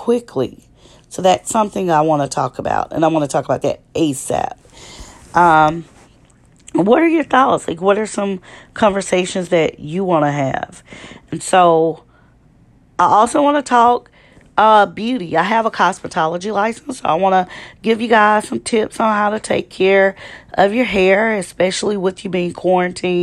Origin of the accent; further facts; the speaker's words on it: Shreveport, Louisiana, United States; I'm from Louisiana, Shreveport, Louisiana, to be exact